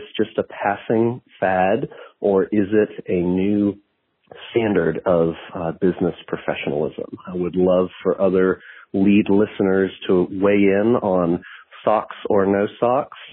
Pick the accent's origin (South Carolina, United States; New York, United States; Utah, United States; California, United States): South Carolina, United States; Moncks Corner; Growing up in Monk's Corner, we had lots of stories from my high school friends